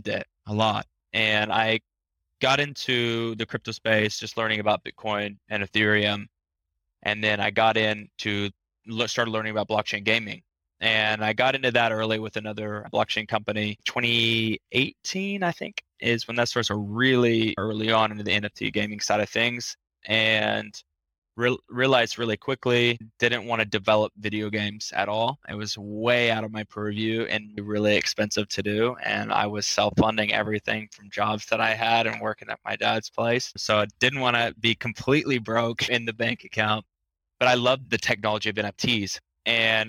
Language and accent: English; Tulsa, Oklahoma, United States; now in Miami, United States; grew up in Tulsa, Oklahoma